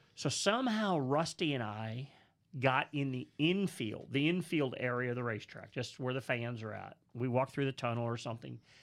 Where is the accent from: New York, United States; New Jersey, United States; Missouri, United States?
Missouri, United States; St. Louis; born or raised there; moved away